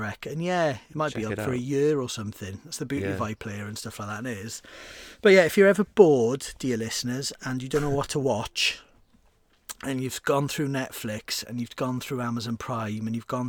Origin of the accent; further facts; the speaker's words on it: Wales, United Kingdom; I'm a Welsh speaker, so if you're interested in the Welsh language music scene, you sort of know all of this anyway.